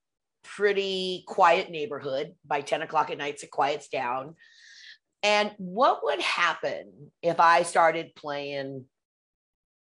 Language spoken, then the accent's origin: English; Pacific Northwest, United States; I grew up in the Pacific Northwest